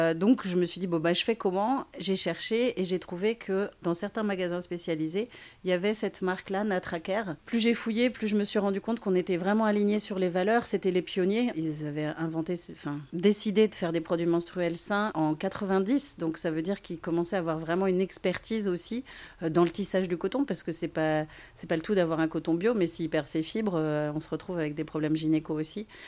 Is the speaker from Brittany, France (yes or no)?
yes; Brittany, France; je suis une petite bretonne